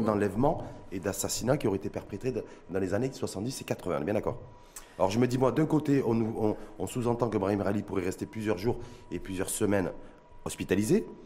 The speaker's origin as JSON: {"language": "French", "country": "Morocco", "said": "chez nous, au Maroc"}